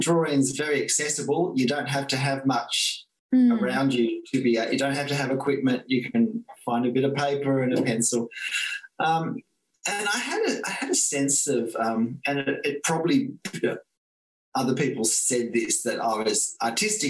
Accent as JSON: {"language": "English", "country": "Australia", "said": "I'm Australian"}